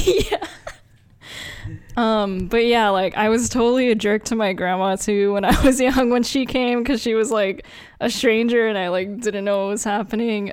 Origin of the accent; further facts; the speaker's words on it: United States; also born or lived in Philippines; we grew up in America, but, and we're Asian. I mean, I was born in the Philippines, but I moved here when I was one